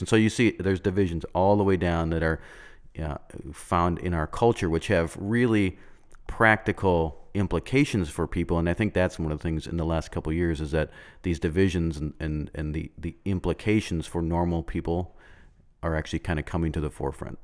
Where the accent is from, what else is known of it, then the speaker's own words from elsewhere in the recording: United States; we as Americans